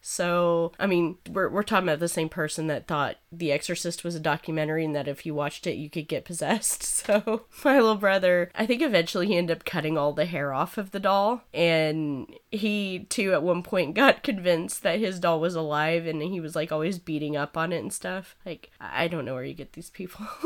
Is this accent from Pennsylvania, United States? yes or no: no; Snyder, Texas, United States; I come from Snyder, Texas, and we don't give a fuck there, apparently